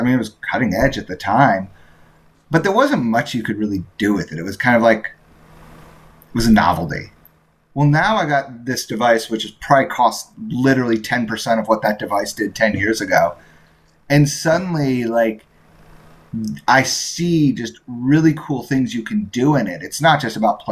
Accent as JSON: {"language": "English", "region": "Indiana", "country": "United States", "tie": "born or raised there", "said": "I grew up in Indiana"}